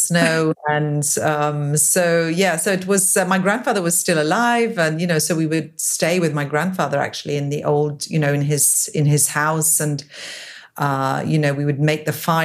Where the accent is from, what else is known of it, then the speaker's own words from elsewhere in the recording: England, United Kingdom; moved away; also born or lived in Geneva, Switzerland / Drogheda, Ireland; I left Switzerland when I was 6 years old. I was born in Geneva. We went to live in England